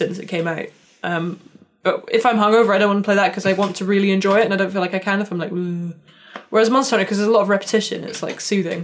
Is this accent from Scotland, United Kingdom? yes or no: yes; Scotland, United Kingdom; moved away; also born or lived in London; I am a Scot